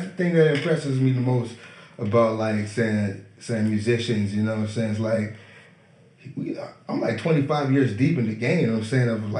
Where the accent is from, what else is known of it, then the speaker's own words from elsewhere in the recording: New England, United States; Saying, like, I'm from New England, man.